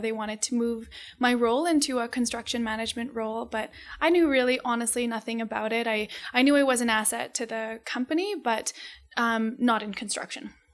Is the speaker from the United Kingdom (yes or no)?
no; Calgary, Alberta, Canada; we moved to Calgary when, I wanna say I was, like, two or three months old. So Calgary is my home